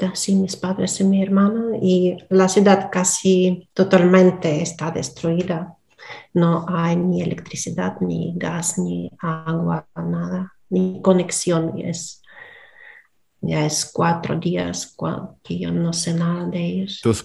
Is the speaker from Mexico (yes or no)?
no; Donetsk, Donetsk Oblast, Ukraine; first language Russian; Spanish is a second language; moved away as an adult; also born or lived in Russia; hasta 20 años yo vivía en Donetsk es, Y mm, mi lengua materna es ruso.